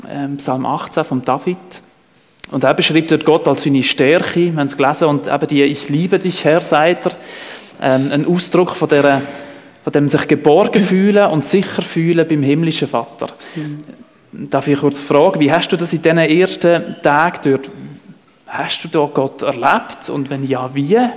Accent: Switzerland; das war in der Sommerferienzeit natürlich auch bei uns in der Schweiz.

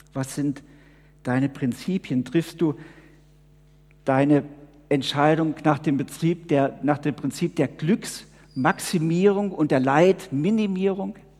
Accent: Switzerland; wir als Schweizer

